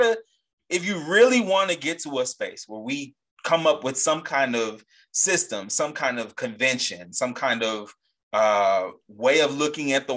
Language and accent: English; a Gulf of Mexico state, Gulf Coast, United States; the Gulf of Mexico, right next to my home state